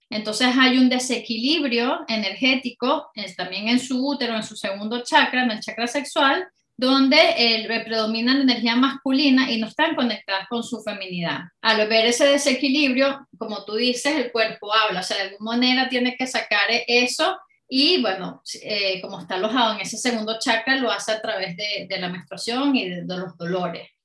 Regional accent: Caracas, Capital District, Venezuela; moved away as an adult; now in United Kingdom; una chica venezolana, eh, soy de Caracas y bueno, llevo ya más de 14 años fuera de Venezuela, pero aquí en el Reino Unido

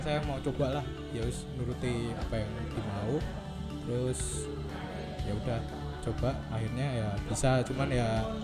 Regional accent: Java, Indonesia; accent: medok (Javanese); aku ngomong medok-medok

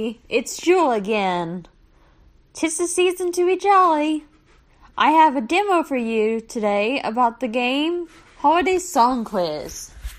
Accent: North Carolina, United States; North Carolina.

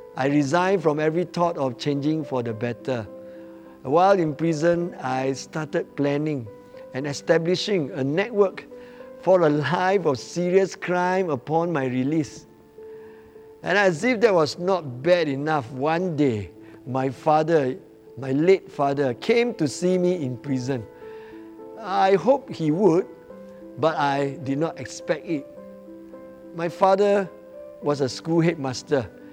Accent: Batu Pahat, Johor, Malaysia; now in Johor Bahru, Malaysia; I'm originally from Batu Pahat

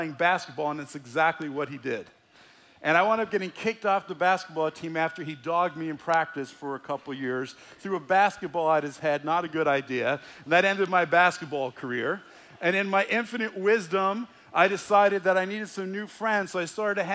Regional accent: United States; I grew up in the Holy Land, New Jersey, New York area, where there were more Jews than in Jerusalem

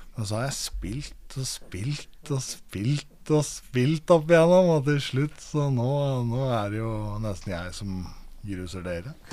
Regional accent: Aurskog, Akershus, Norway; also born or lived in Lørenskog; Jeg vokste opp i Aurskog, eh, født eh, på Lørenskog eh, sykehuset der og vokste opp i Aurskog som barn

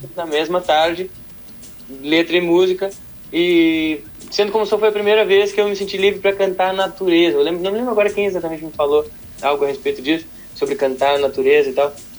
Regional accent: Porto Alegre, Rio Grande do Sul, Brazil; moved away as an adult; Nós somos os dois de Porto Alegre

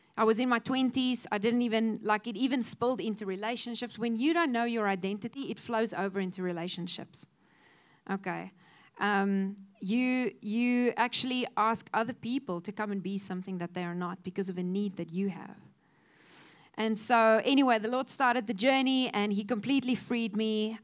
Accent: Cape Town, Western Cape, South Africa; also born or lived in Kofinia; we moved from Kofinia into uh, Cape Town, and suddenly there was this huge school with all these children

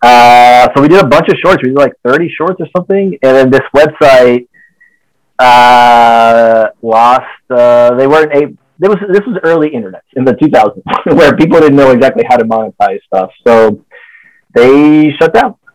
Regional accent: Dominican Republic; moved away as an adult; also born or lived in Los Angeles; I'm from the Dominican Republic

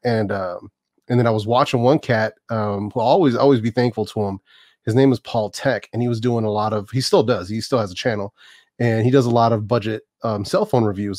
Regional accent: Oakland, California, United States; also born or lived in San Francisco; born and raised out here, man. I was born in San Francisco, raised in the Bay Area my whole life

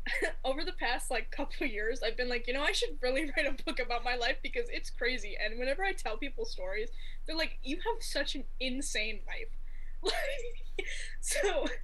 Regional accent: Midwest, United States; accent: Midwest; Sorry, my accent. It's a little Midwest.

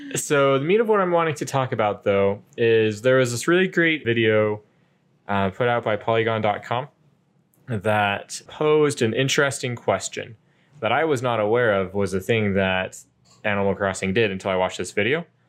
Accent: United States; me being an American English speaker

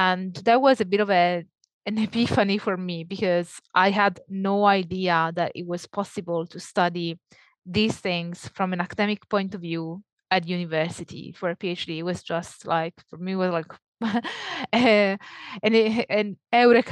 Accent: Italy; accent: Italian; moved away as an adult; also born or lived in Naples, Italy / Leeds, United Kingdom; if that wasn't clear from my accent, I'm Italian.

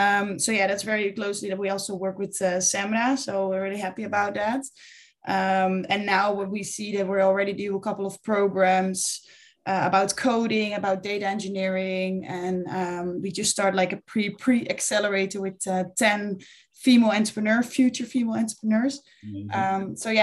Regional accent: Buren, Gelderland, Netherlands; English is a second language; from Buren.

